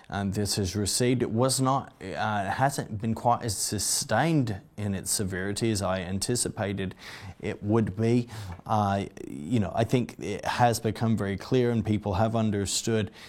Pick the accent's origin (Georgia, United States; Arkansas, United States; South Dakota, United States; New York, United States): Arkansas, United States; Uh, my home state, I was thankful. Uh, the state of Arkansas